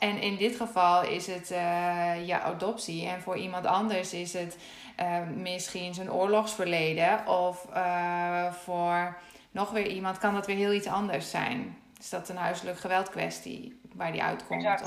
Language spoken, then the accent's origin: Dutch; Netherlands; ik weet alleen hoe het is om, om Nederlandse te zijn